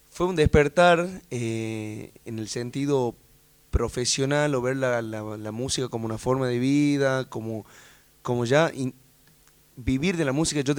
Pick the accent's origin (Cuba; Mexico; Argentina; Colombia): Argentina; Tucumán; moved away as an adult; now in Catamarca, Argentina; hace seis años que vivo ahí. O sea, me mudé a los 22 años, o sea, toda una vida en Tucumán.